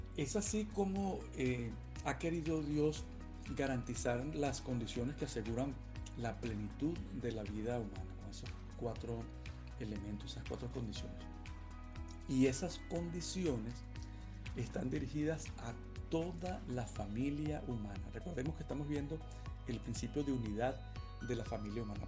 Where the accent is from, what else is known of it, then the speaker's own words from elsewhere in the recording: Venezuela; moved away; soy venezolano